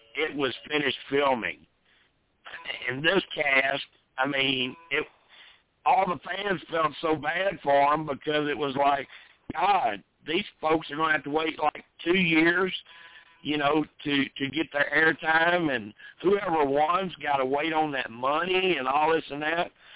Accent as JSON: {"language": "English", "region": "the South", "country": "United States", "tie": "born or raised there", "said": "I was born and raised in the South"}